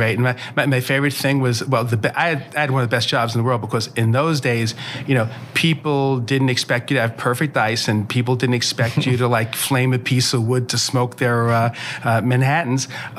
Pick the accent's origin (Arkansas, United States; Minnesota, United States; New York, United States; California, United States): New York, United States; New York City; I grew up in Brooklyn, went to school in Brooklyn. Just sort of had a typical nice childhood.